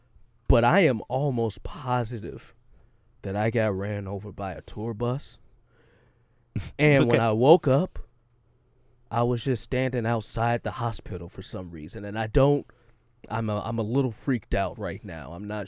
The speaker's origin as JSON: {"language": "English", "region": "Texas", "country": "United States", "said": "I know we're from Texas, but I know what a sticky bomb looks like"}